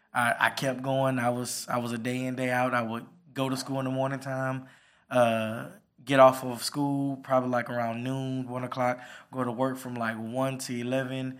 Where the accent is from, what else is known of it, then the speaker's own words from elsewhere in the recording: Port Arthur, Texas, United States; I came from small little city, pulled off the Texas Atlanta, the Trill, the original Trill